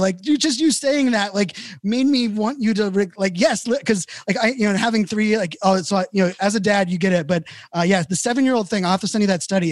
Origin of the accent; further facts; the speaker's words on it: Virginia Beach, Virginia, United States; I grew up in Virginia Beach